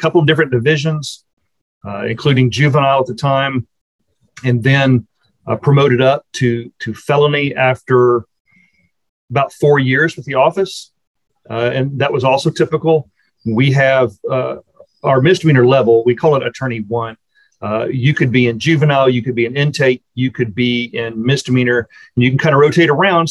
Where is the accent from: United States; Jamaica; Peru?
United States; Austin, Texas; also born or lived in College Station, Texas / Houston, Texas; I am from the Austin area. That's where I grew up